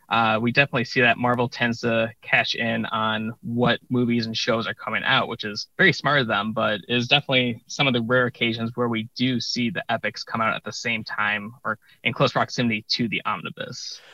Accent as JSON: {"language": "English", "town": "Chicago", "region": "Illinois", "country": "United States", "said": "I am from the Chicago area"}